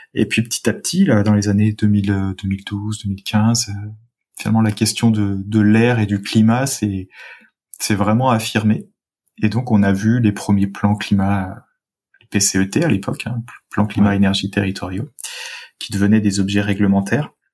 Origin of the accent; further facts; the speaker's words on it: suburbs of Saint-Étienne, Auvergne-Rhône-Alpes, France; moved away; j'ai grandi euh, en, en Rhône-Alpes, en région Rhône-Alpes, dans la, la banlieue de Saint-Étienne